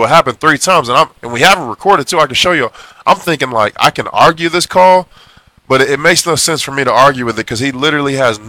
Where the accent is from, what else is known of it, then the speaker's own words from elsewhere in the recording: Oklahoma, United States; Because Kentucky, where basketball is king, I'm from Oklahoma, close to football.